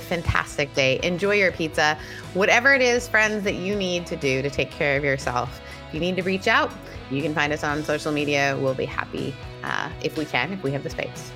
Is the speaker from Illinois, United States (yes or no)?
no; Southern California, United States; I'm from Southern California